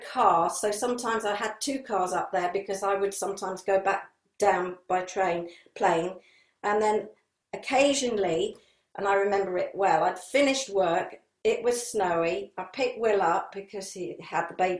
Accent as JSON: {"language": "English", "area": "Sussex", "region": "South East England", "country": "United Kingdom", "tie": "born or raised there", "moved": "as an adult", "lives_now": "Leeds, United Kingdom", "said": "I was brought up in Sussex, so Harrogate for me is just like Sussex was when I moved to Sussex in 68."}